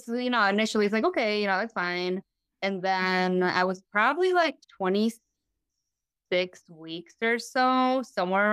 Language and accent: English; Whitewater, Wisconsin, United States; also born or lived in Mexico; now in Beloit, United States; I grew up in Whitewater, Wisconsin, pretty much until I was, 23 years old